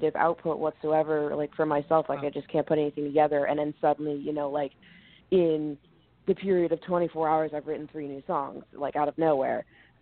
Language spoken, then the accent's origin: English; Red Bank, New Jersey, United States; moved away; also born or lived in Philadelphia, Pennsylvania; I grew up in Jersey, and I would come down here to the city